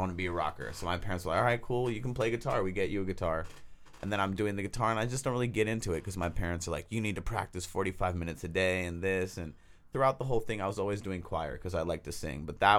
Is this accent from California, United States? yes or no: yes; Oakland, California, United States; I grew up in Oakland, California.